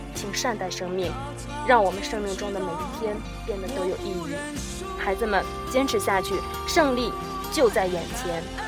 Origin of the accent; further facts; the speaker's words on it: Genhe, Inner Mongolia, China; 我们家乡自己的微信公众平台，掌上根河